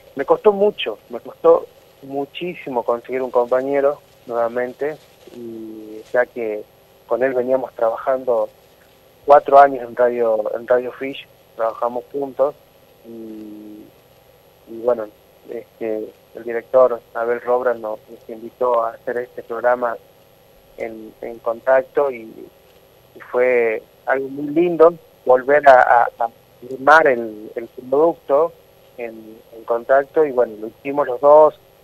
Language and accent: Spanish; Tucumán, Argentina; soy de Tucumán